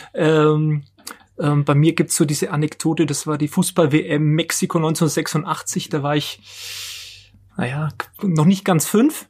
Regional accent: Nuremberg, Bavaria, Germany; ich bin, bin gebürtiger Nürnberger, hab hier, war hier in der Schule, habe hier studiert

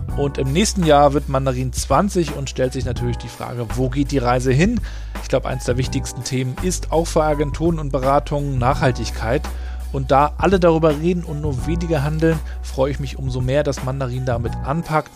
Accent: Mecklenburg-Vorpommern, Germany; bei uns in Mecklenburg-Vorpommern

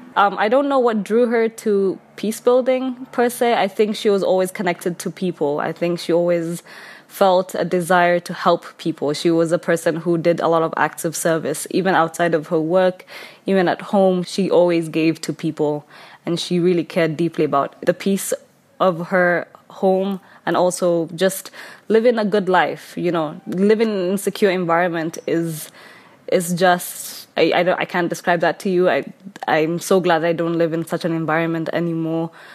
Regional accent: Kenya; I am from Kenya.

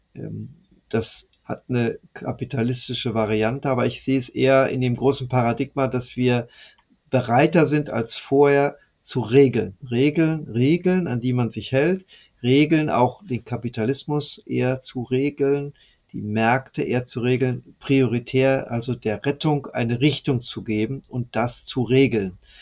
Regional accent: West Germany, Germany; ich als Westdeutscher

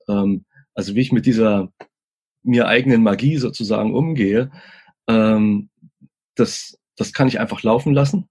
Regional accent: East Germany, Germany; ich komme aus dem Osten

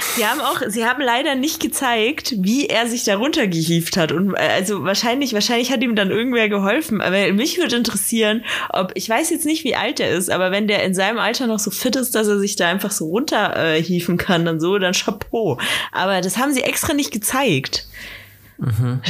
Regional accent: Bad Aibling, Bavaria, Germany; in Bad Aibling, äh, wo ich aufgewachsen bin

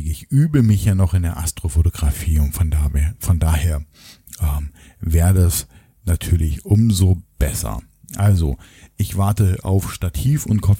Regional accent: Berlin, Germany; und ich komme ja aus dem Osten sozusagen. Ich bin ja in Berlin geboren, in Ostberlin und auch dort aufgewachsen.

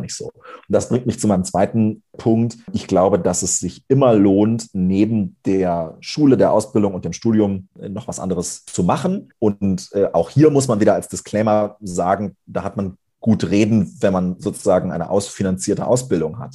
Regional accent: Lower Saxony, Germany; ich komme aus Niedersachsen, bin auf einem kleinen Dorf aufgewachsen

